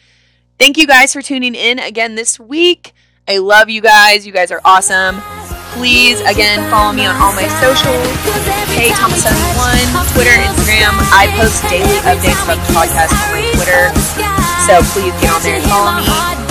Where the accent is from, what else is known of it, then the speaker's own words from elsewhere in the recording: Kentucky, United States; Obviously, we're from Kentucky, so it's one of the easiest games for us to get to.